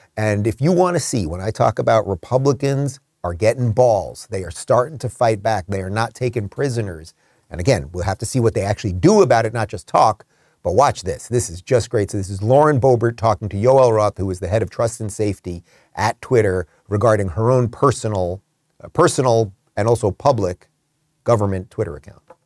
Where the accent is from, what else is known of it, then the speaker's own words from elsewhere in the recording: Brooklyn, New York, United States; now in Florida, United States; I live in Florida, but I was born in Brooklyn, nineteen seventy-six